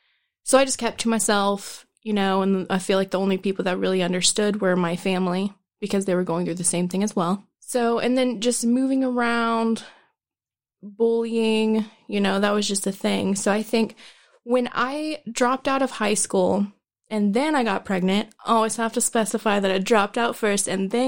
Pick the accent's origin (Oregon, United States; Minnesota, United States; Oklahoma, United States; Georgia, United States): Oklahoma, United States; Broken Arrow; I grew up in Broken Arrow and we moved around a lot.